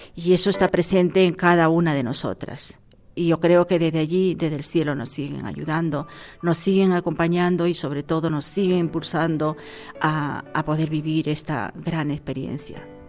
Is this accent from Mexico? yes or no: no; Peru; now in Laredo, Spain; nací en Perú, pero como bien digo, eh, llevo muchísimos años aquí, treinta y tantos años